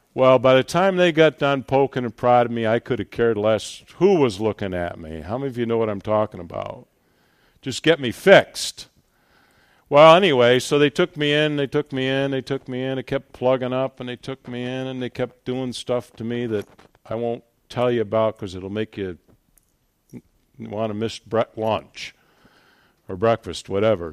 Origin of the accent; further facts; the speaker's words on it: Buffalo, New York, United States; I am from Buffalo, New York